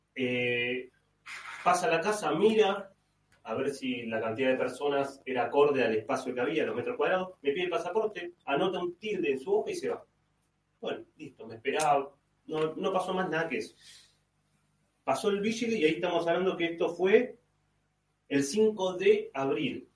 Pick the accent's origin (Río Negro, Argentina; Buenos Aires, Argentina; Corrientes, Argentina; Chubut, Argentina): Buenos Aires, Argentina; moved away as an adult; now in Rome, Italy; cuando me fui de Buenos Aires